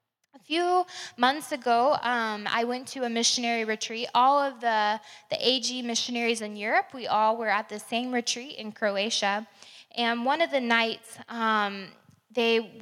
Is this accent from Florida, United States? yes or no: yes; Crestview, Florida, United States; I grew up in Crestview a few hours away